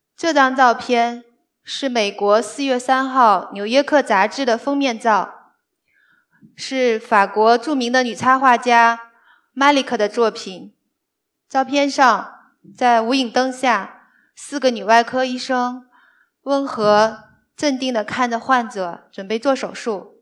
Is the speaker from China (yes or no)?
yes; northern China, China; moved away as an adult; now in Shanghai, China; 我是个北方人